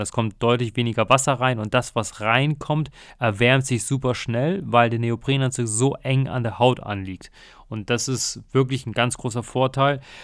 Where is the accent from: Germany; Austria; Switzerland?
Germany; North Sea, North Sea coast; ich bin ja in der Nordsee aufgewachsen